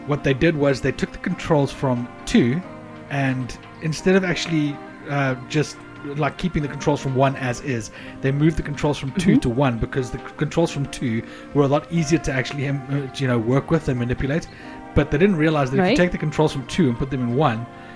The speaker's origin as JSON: {"language": "English", "country": "South Africa", "said": "I'm South African, and it's very, you know, most phones don't understand our accents very well."}